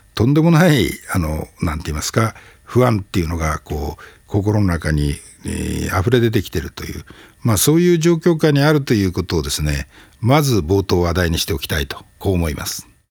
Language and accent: Japanese; Hokkaido, Japan; now in Tokyo, Japan; 私もあの北海道出身者